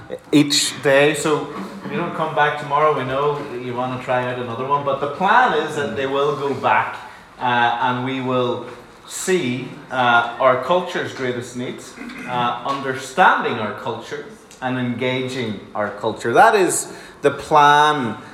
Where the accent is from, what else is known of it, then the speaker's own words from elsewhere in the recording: County Donegal, Ireland; now in Dublin, Ireland; I'm originally from Donegal, if you're wondering what the accent is.